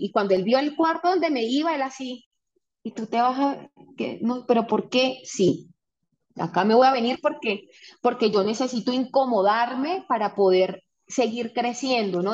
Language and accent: Spanish; Venezuela; moved away as an adult; also born or lived in Panama; now in Colombia